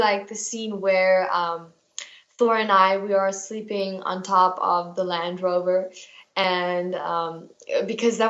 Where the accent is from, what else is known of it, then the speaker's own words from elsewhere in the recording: South Africa; I am South African. I live in South Africa